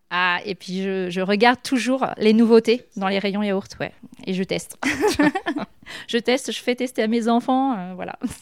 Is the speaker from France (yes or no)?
yes; Issoudun, Centre-Val de Loire, France; moved away as an adult; also born or lived in Châteauroux / Clermont-Ferrand / Saint-Amand-Montrond / Paris; je suis née à Châteauroux, donc euh, je suis un pur produit du Berry. Et euh, à l'époque, au niveau des études, évidemment, on était obligé de, partir. Donc moi, toute ma jeunesse, je l'ai vécue sur Issoudun